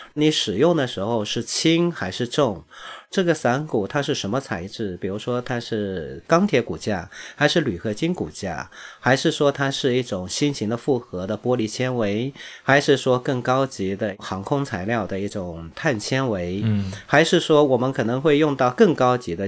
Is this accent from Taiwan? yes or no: no; China; 我们中国人